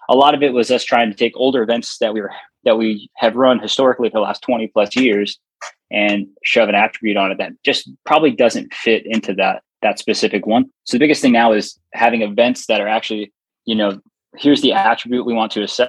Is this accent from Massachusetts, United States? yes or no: no; California, United States; moved away; my hometown in California